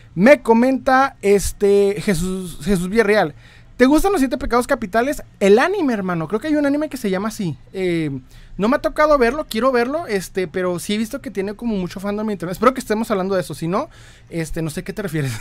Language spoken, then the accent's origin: Spanish; Ciudad Juárez, Chihuahua, Mexico; Yo soy de Ciudad Juárez, Chihuahua, México.